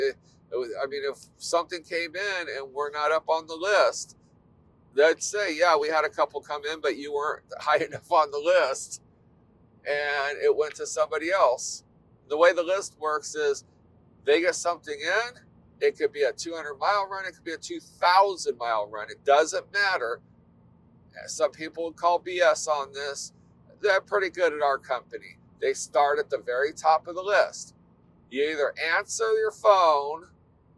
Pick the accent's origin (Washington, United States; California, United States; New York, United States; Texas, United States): California, United States; we're from California.